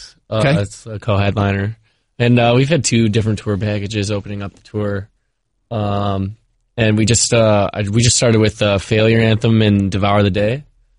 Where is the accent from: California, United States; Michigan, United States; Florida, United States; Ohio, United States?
Michigan, United States; growing up in Michigan